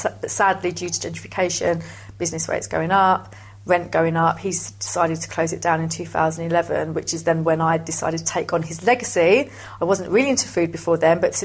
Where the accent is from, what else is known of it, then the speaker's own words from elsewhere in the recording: London, United Kingdom; I was born and bred in London, multicultural background.